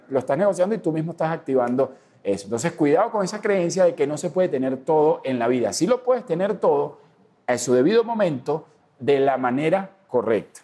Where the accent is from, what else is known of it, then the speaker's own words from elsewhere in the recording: Venezuela; moved away as an adult; yo tengo cuatro años que salí de, de Venezuela